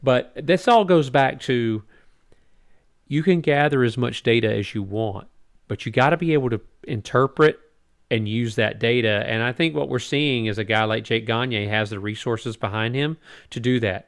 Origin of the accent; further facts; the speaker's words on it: United States; as Americans, as American fans